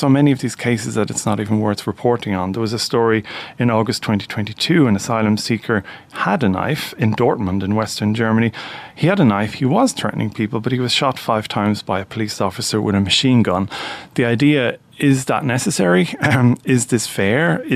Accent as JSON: {"language": "English", "country": "Ireland", "said": "we as Irish people"}